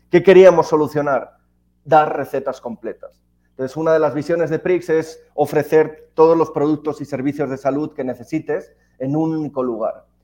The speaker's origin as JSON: {"language": "Spanish", "town": "Alicante", "region": "Valencian Community", "country": "Spain", "moved": "as an adult", "lives_now": "Mexico", "said": "soy español, ya más mexicano que, alicantino, que español. Llevo ya 11 años en México, mujer mexicana"}